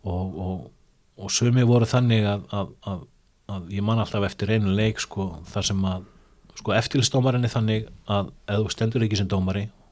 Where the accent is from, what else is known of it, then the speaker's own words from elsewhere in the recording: Iceland; við erum frá Íslandi